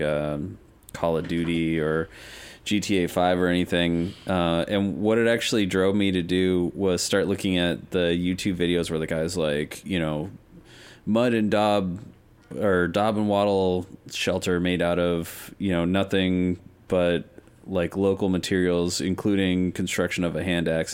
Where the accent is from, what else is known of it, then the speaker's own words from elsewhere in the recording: Denver, Colorado, United States; having grown up in the West, I'm from Denver